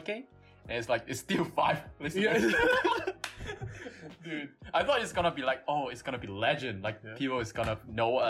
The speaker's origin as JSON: {"language": "English", "country": "Hong Kong", "said": "I am from Hong Kong."}